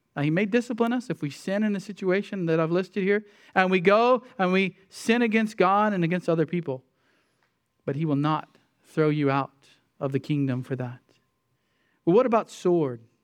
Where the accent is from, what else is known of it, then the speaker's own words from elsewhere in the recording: United States; as American Christians